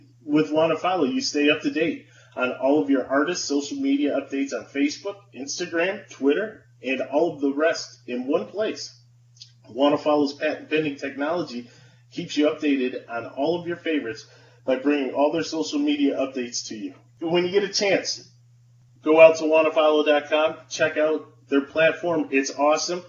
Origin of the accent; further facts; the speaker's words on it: Buffalo, New York, United States; growing up in Buffalo, being able to listen to Jeanneret